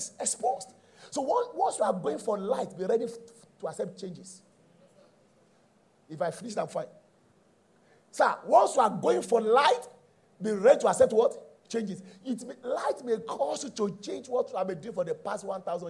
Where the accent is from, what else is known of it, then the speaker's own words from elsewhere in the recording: Nigeria; I was born in Nigeria and I still operate in Nigeria